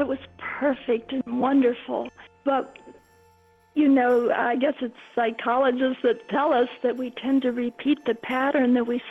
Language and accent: English; Mansfield, Ohio, United States; I grew up in Mansfield, Ohio, a small town